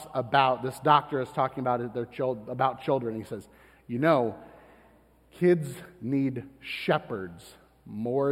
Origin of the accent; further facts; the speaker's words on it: Florida, United States; I'm from Florida